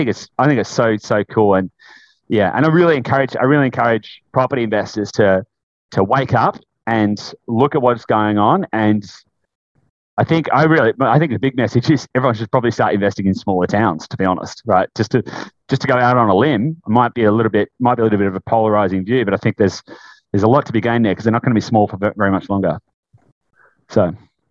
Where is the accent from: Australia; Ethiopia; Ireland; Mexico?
Australia; Latrobe Valley, Victoria; I grew up in Latrobe Valley, grew up in a tiny country town